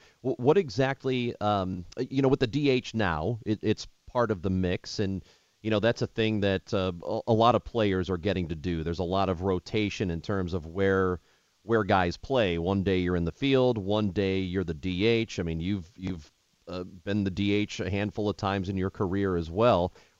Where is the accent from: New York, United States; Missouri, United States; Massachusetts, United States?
Missouri, United States; St. Louis; Yeah, so I grew up in St. Louis, and it is humid as hell in St. Louis.